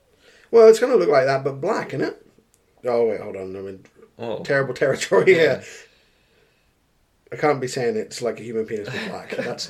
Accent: United Kingdom; we're British

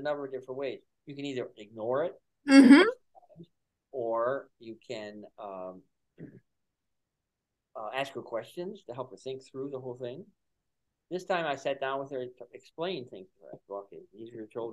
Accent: Buffalo, New York, United States; moved away; I'm from Buffalo

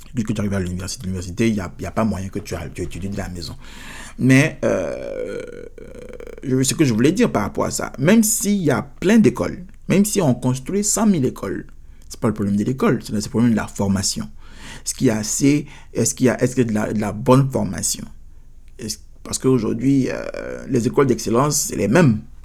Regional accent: Côte d’Ivoire; now in United States; chez nous, en Côte d'Ivoire

